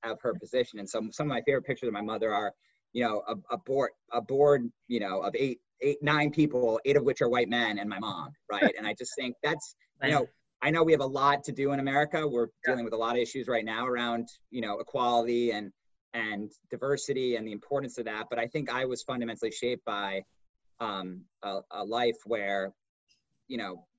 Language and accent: English; Hartford, Connecticut, United States; I grew up in Hartford, Connecticut